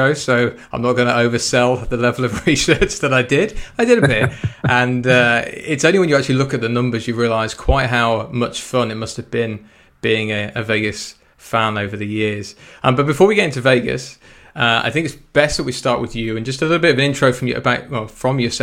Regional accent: United Kingdom; being a Brit

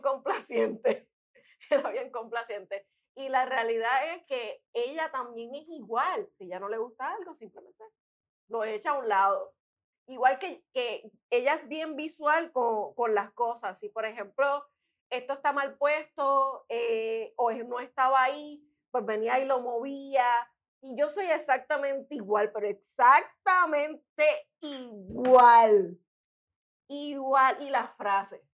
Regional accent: Río Piedras, Puerto Rico; also born or lived in Trujillo Alto; Yo soy riopiedrense

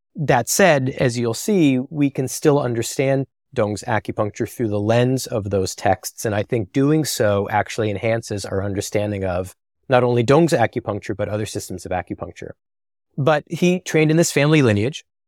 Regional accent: New Jersey, United States; I'm from the Garden State initially

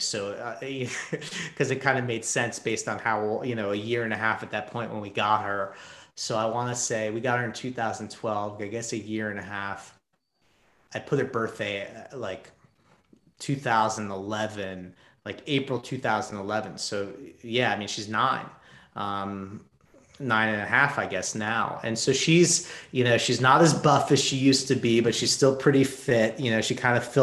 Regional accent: New York City, New York, United States; I grew up in New York City

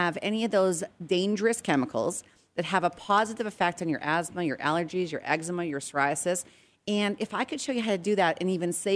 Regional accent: Edmonton, Alberta, Canada; also born or lived in Regina, Saskatchewan; now in United States; I was born in Regina, Saskatchewan, but I spent most of my years in Edmonton, Alberta

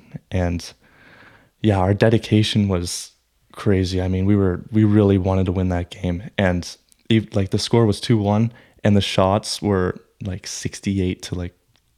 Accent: Newmarket, Ontario, Canada; It's my hometown, and this is where I was raised. I know this town like the back of my hand.

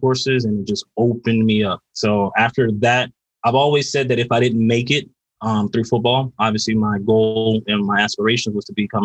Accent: Carol City, Florida, United States; I grew up in Carroll City, you know, Florida

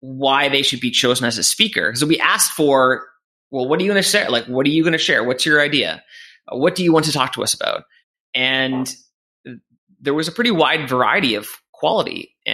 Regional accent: Canada; moved away as an adult; also born or lived in England; I'm Canadian, and I moved over

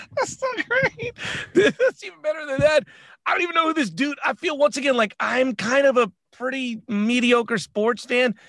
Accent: United States; as an American

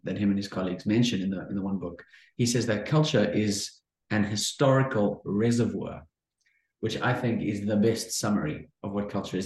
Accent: Cape Town, Western Cape, South Africa; I am from Cape Town, South Africa

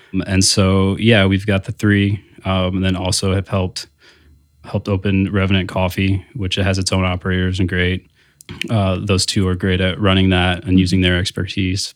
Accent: South Bend, Indiana, United States; also born or lived in Bloomington, Indiana; I am from South Bend, you know, born, grew up

